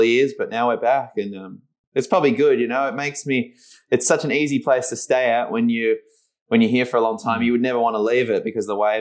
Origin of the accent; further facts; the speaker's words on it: Margaret River, Western Australia, Australia; I'm in the same place where we did it last year, back in my hometown